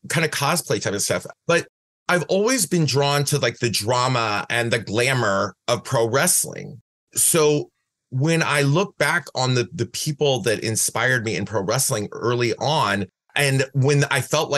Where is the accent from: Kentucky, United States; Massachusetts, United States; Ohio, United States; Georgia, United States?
Ohio, United States; Van Wert; moved away as an adult; also born or lived in Cleveland, Ohio; now in San Francisco, United States; I was born in Van Wert, Ohio